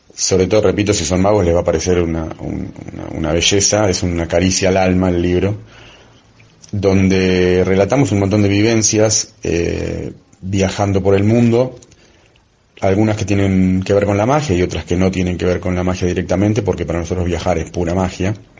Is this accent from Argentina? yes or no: yes; Argentina; moved away as an adult; also born or lived in Buenos Aires; now in Spain; soy de Argentina y estoy viviendo en España desde febrero del 2020